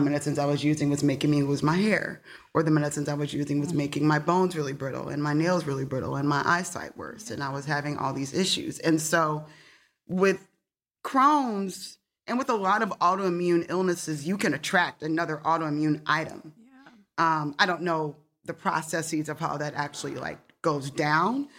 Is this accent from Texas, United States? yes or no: no; Detroit, Michigan, United States; you grow up in Detroit